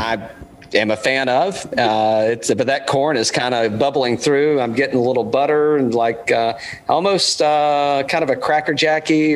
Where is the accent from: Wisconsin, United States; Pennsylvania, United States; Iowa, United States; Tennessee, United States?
Tennessee, United States; East; I'm from East Tennessee